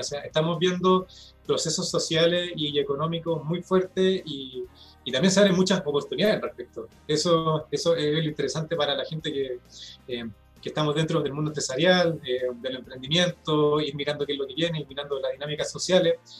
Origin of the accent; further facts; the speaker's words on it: Chile; nosotros como chilenos